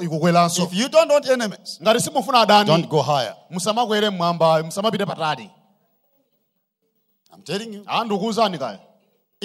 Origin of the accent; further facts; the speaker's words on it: Malawi; I come from the Mozambique border